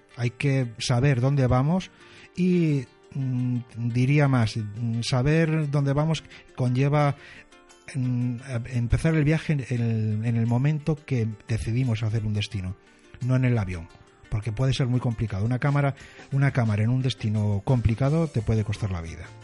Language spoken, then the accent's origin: Spanish; Spain; somos latinos, somos españoles